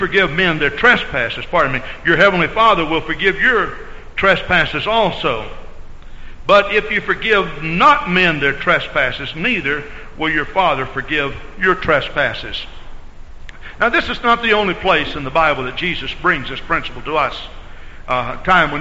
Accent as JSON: {"language": "English", "region": "Texas", "country": "United States", "tie": "born or raised there", "moved": "as an adult", "said": "I grew up in Texas and lived there 28 years of my life."}